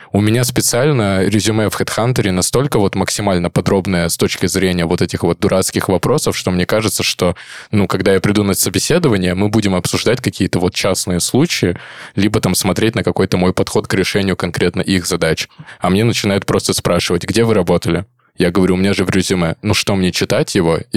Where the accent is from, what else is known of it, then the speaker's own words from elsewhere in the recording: Vladivostok, Primorsky Krai, Russia; Это примерно как я из Владивостока в Кеды устраивался.